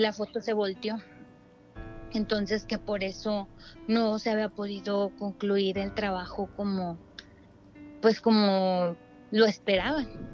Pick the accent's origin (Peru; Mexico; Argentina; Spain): Mexico; Torreón, Coahuila; now in Mexico City, Mexico; vivo aquí en la Ciudad de México, pero este soy de Torreón, Coahuila.